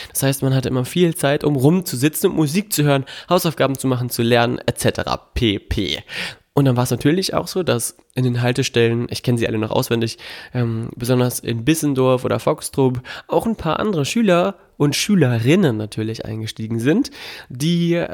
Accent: Melle, Lower Saxony, Germany; Meine Heimatstadt Melle, da wo ich herkomme, da wo meine Eltern auch leben, ähm, hat mir nicht gereicht vielleicht.

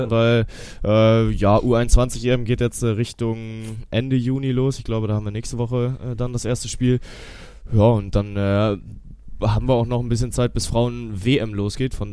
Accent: Cologne, North Rhine-Westphalia, Germany; wir haben die Champions League zu Gast hier bei mir in meiner Heimatstadt in Köln.

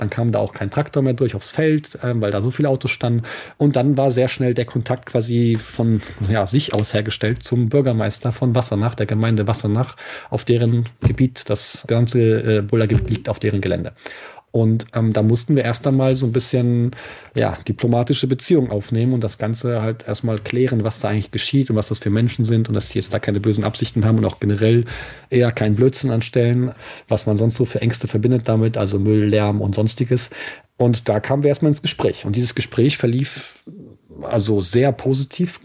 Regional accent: Eifel, Germany; bei uns in der Eifel

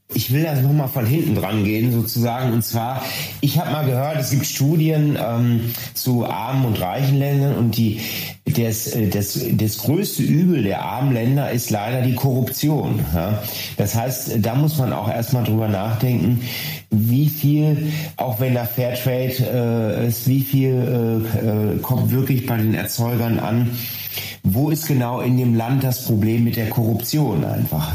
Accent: Ruhr area, North Rhine-Westphalia, Germany; hier bei uns im Ruhrgebiet

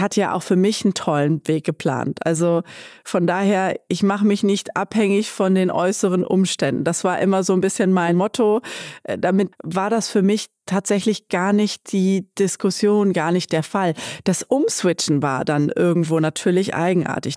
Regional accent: Bad Pyrmont, Lower Saxony, Germany; ich bin hier in Bad Pyrmont zur Schule gegangen

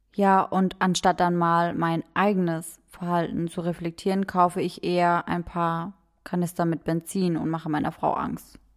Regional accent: Germany; bei uns in Deutschland

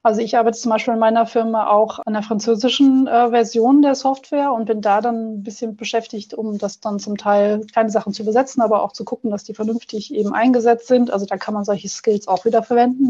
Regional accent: Germany; moved away as an adult; also born or lived in Netherlands / England; now in Austria; ich bin in Deutschland zur Schule gegangen

